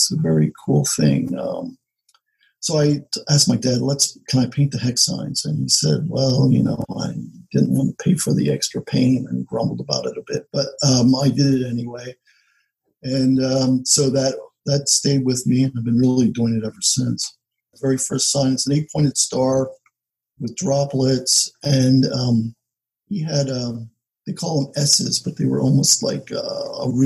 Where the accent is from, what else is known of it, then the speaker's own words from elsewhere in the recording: Kutztown, Pennsylvania, United States; I grew up outside of Kutztown near a little village called Virginville, and it was on the Maiden Creek in Berks County, in southeast Pennsylvania